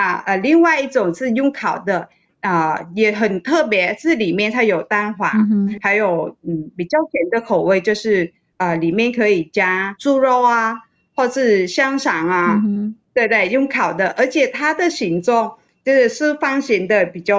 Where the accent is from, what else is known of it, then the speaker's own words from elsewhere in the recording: Vietnam; moved away as an adult; now in Taiwan; 小的时候在越南过中秋节的当天，